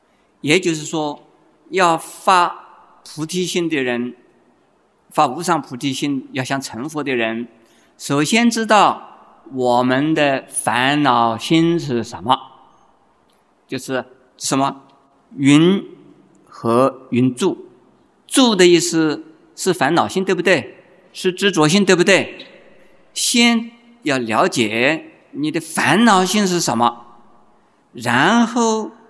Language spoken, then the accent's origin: Chinese; China; 在我们中国人呢，这种风气还没有养成。